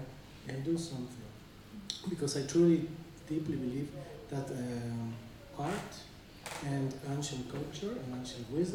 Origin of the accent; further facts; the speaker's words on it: Bolivia; I come from Bolivia